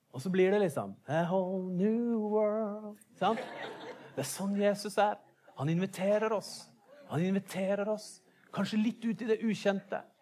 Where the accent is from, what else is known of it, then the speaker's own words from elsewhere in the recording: Bergen, Vestland, Norway; som oss bergensere